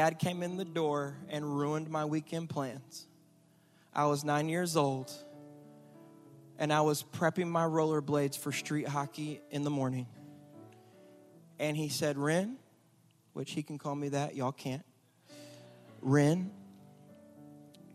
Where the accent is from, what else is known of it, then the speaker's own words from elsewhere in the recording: Michigan, United States; now in Houston, United States; I grew up in Michigan